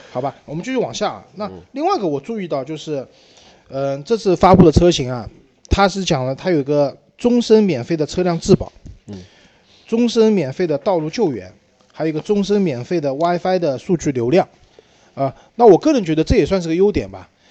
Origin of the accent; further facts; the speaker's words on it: China; 我们中国人买车啊，还是还是以大为美的